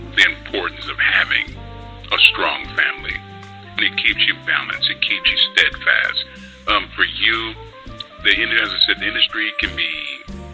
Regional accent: Southern California, United States; moved away as an adult; now in Texas, United States; I'm originally from Southern California. And I made that move 10 years ago.

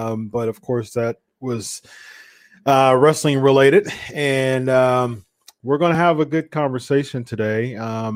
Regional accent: Columbus, Ohio, United States; I'm from Columbus, Ohio

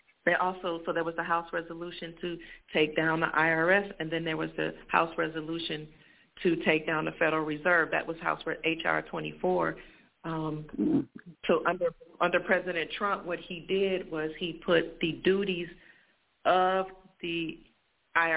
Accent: Cleveland, Ohio, United States; now in Florida, United States; I'm from Cleveland, Ohio. I'm in Florida now

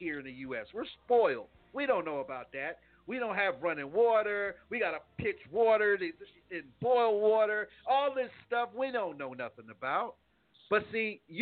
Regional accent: United States; I'm from New York

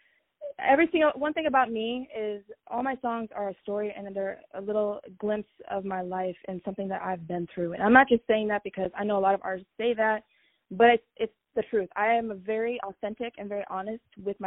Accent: Fredericksburg, Virginia, United States; moved away as an adult; now in Los Angeles, United States; I am not from Los Angeles. I'm from Virginia, Fredericksburg, Virginia

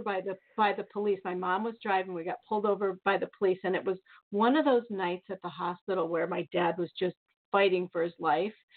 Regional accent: Bettendorf, Iowa, United States; I'm from the Quad Cities, a couple hours away from Chicago

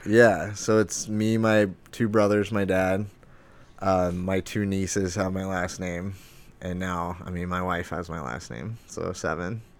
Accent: Lake Havasu City, Arizona, United States; also born or lived in Flagstaff, Arizona; now in Phoenix, United States; I'm from Arizona, born and raised. I'm from Lake Havasu.

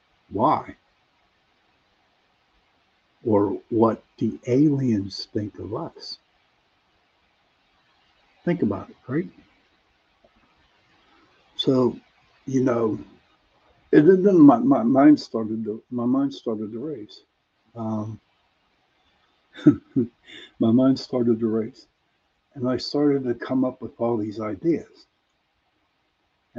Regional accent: Pittsburgh, Pennsylvania, United States; accent: Pittsburgh; You have to excuse the way I pronounce words because I am from Pittsburgh, and Michael knows and Tommy knows, Doreen knows. that we have a different type of accent here

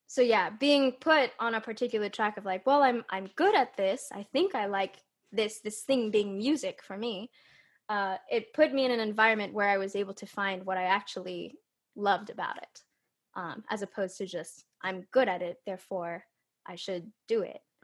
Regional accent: California, United States; I was born and raised in California

